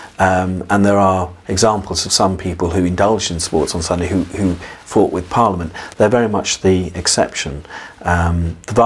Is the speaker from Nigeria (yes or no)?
no; England, United Kingdom